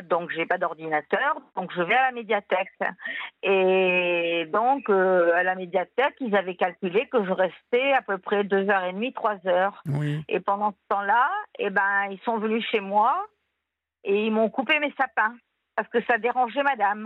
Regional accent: Tunisia; now in France; Moi, je viens de Tunisie

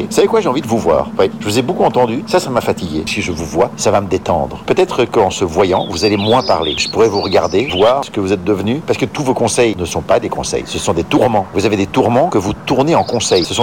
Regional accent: Belgium; Parce que moi en tant que Belge, je connais Paris, mais je connais pas, pas Paris.

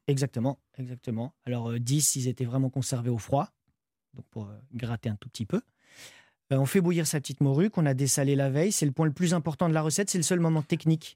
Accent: France; J'ai grandi en France. Je suis né, j'ai grandi en France, oui, de parents portugais

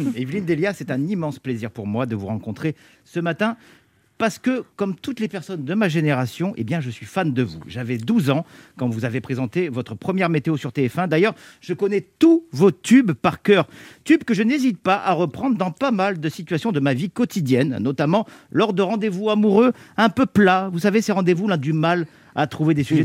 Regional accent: Provence-Alpes-Côte d'Azur, France; moved away; Je suis originaire des Alpes-Maritimes, une région qui peine encore à se remettre de la tempête Alex d'octobre dernier

